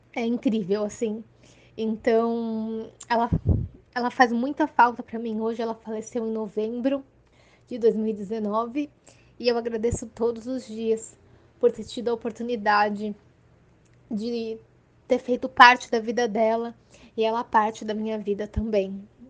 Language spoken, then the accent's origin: Portuguese; Santos, São Paulo, Brazil; sou de Santos, litoral de São Paulo